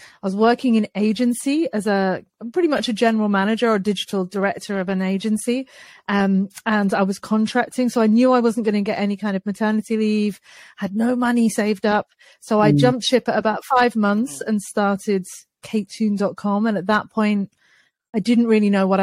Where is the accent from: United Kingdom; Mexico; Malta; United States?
United Kingdom; I'm British